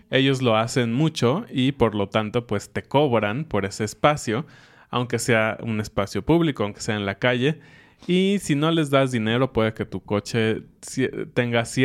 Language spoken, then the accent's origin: Spanish; Mexico; cosas mexicanas extrañas, chistosas, que solo pasan con mexicanos o creemos que hacemos como mexicanos.